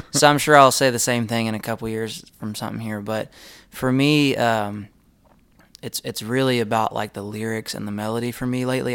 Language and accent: English; Texas, United States; we're from Texas